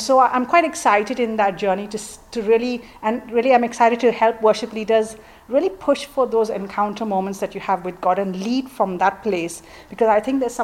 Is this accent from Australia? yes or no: no; Mumbai, Maharashtra, India; moved away as an adult; now in England; I grew up in Mumbai, in India